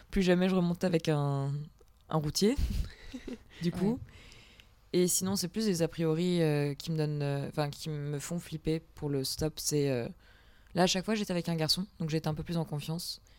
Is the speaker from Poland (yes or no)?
yes; Poland; le mec euh, se prend de sympathie parce que je suis polonaise et tout, il nous prend en voiture.